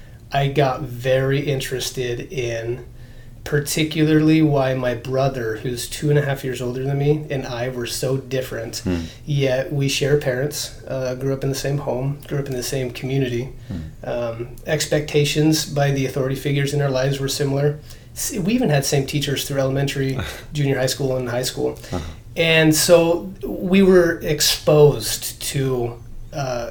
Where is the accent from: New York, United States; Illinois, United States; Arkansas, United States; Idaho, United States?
Idaho, United States; born and raised in Idaho, on a farm, lived in such poverty.